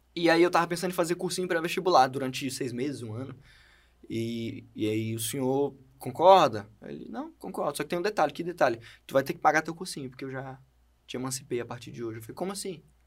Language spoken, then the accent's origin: Portuguese; Brazil; first language Portuguese; I'm from Brazil